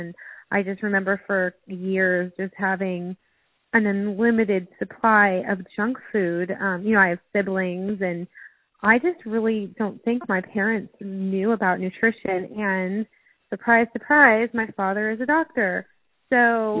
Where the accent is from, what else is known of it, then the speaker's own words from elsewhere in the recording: Cleveland, Ohio, United States; also born or lived in San Diego, California; I grew up in two places. I grew up in Cleveland, Ohio, and then we moved to San Diego, California.